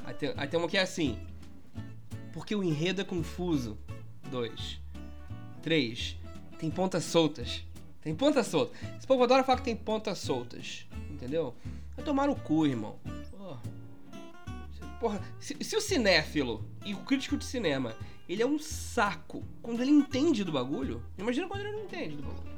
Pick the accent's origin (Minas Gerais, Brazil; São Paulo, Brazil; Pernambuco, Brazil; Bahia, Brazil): Minas Gerais, Brazil; also born or lived in Barra da Tijuca, Rio de Janeiro; now in Rio de Janeiro, Brazil; eu sou mineiro